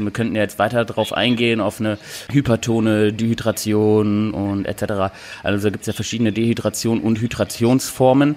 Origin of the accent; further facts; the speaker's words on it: Cologne-Düsseldorf region, North Rhine-Westphalia, Germany; Also wir kommen ja hier aus der Region Köln-Düsseldorf